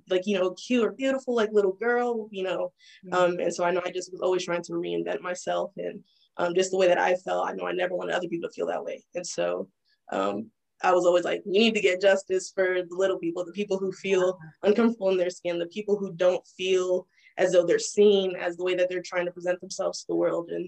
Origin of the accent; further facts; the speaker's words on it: Fayetteville, North Carolina, United States; also born or lived in Texas / Maryland; I was born in Texas, but um, I'm from Fayetteville, North Carolina, because that's like where I lived the longest, like where the most most of my like formidable years were